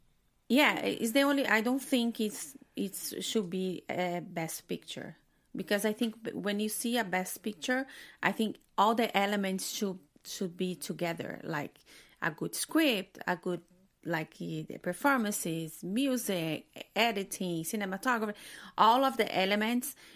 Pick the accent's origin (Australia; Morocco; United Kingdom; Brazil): Brazil; moved away; I'm from Brazil